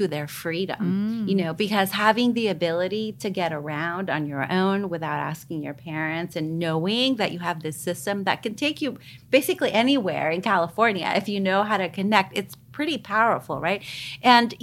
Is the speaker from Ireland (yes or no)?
no; El Salvador; now in United States; I come from El Salvador. I was born and raised during a time of war